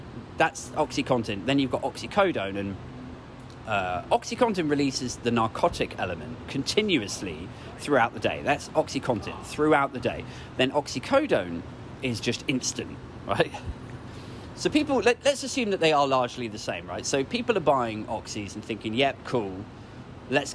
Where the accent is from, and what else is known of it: United Kingdom